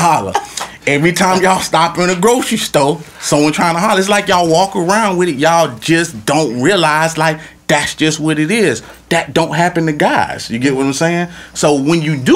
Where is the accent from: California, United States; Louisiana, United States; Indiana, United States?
Louisiana, United States; moved away; also born or lived in Florida; I'm from Louisiana